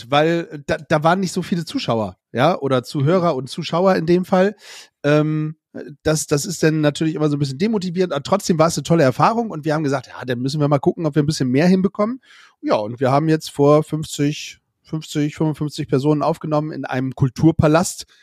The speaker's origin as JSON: {"language": "German", "region": "Bremen", "country": "Germany", "said": "Ja, weil als Bremer wird man da nicht so ganz immer 100% akzeptiert."}